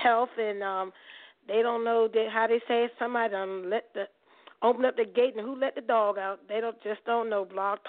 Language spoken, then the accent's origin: English; Maryland, United States; now in Charlotte, United States; So I'm from Maryland, but we love you in the DMV.